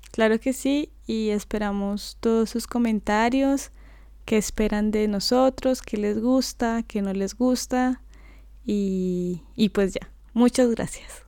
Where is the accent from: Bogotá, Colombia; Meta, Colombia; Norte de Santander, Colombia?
Bogotá, Colombia; moved away as an adult; now in London, United Kingdom; yo nací en Bogotá, que es la capital de Colombia.